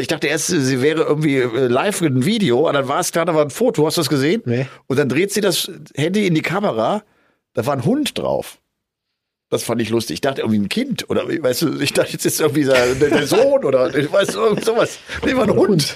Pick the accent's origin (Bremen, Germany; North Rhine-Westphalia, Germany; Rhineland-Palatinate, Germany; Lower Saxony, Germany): North Rhine-Westphalia, Germany; Bergisch Gladbach; in meiner Heimatstadt Bergisch Gladbach